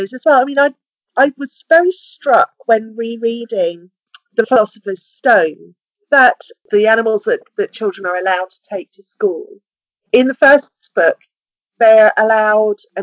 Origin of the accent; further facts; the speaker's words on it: United Kingdom; We're a very small country